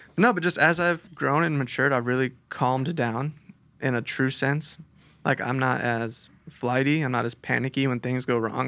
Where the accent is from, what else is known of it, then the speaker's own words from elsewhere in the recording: Chula Vista, California, United States; also born or lived in Texas / El Cajon; I was born in Texas, moved here when I was little, and I grew up down in Chula Vista